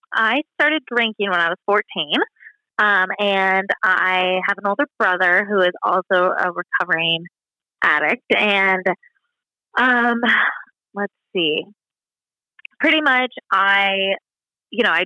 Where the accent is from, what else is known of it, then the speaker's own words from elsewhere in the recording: Cannon Beach, Oregon, United States; moved away as an adult; also born or lived in Hawaii / Miami, Florida; now in Bend, United States; I grew up in Cannon Beach, which is about an hour and a half outside of Portland